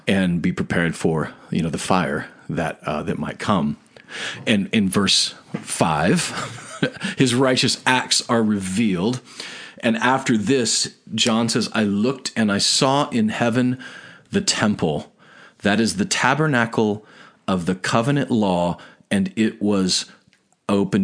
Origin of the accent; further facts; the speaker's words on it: United States; we were born and raised in America